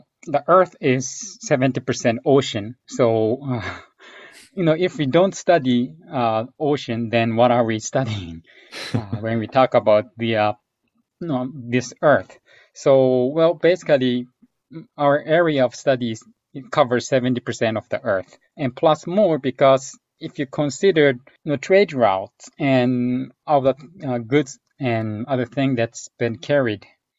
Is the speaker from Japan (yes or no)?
yes; Japan; moved away as an adult; also born or lived in United States; Actually, I was born in Japan, and my mother is from actually US. But anyway, I grew up in Japan, and I went to college in United States.